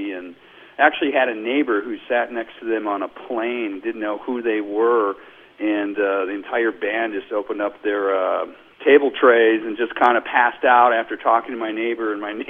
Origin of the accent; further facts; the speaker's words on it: Chicago, Illinois, United States; now in Las Vegas, United States; I'm calling from Las Vegas. I had seen them growing up in Chicago, and never knew what you were going to get.